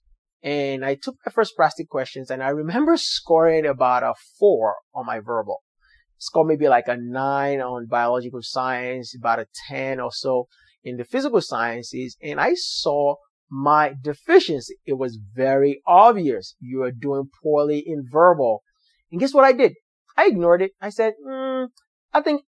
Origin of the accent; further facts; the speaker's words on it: Nigeria; English is a second language; moved away as an adult; now in United States; So I'm from Nigeria where I speak English